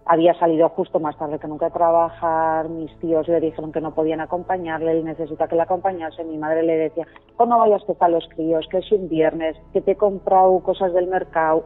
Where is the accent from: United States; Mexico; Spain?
Spain; Leitza, Navarre; moved away as an adult; now in Álava, Spain; yo adoro a mi pueblo